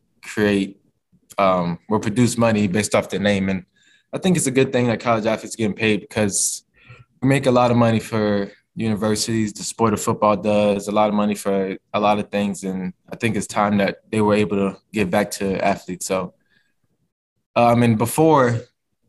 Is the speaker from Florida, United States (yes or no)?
no; Virginia, United States; moved away as an adult; being a Virginia guy